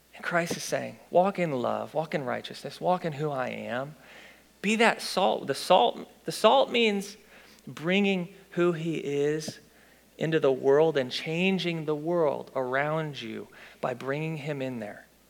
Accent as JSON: {"language": "English", "town": "Fenton", "region": "Missouri", "country": "United States", "tie": "born or raised there", "said": "I'm from Fenton"}